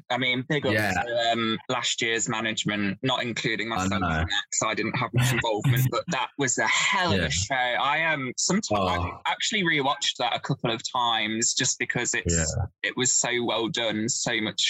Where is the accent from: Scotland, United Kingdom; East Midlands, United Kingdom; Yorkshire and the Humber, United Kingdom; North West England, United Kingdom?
East Midlands, United Kingdom; Leicester; I'm from Leicester